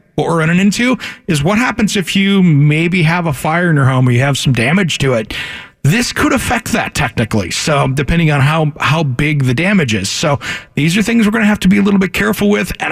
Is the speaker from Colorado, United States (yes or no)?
no; Washington, United States; now in Oregon, United States; growing up in Washington